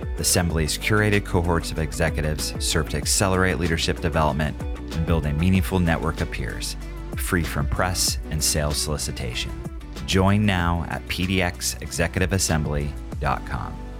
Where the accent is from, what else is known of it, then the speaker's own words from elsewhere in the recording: Oregon, United States; I grew up here